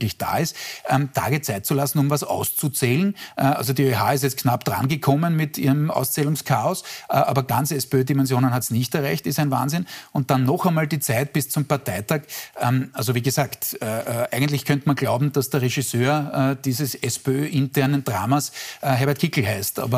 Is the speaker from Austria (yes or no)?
yes; Styria, Austria; nehm ich gern hin als Steirer.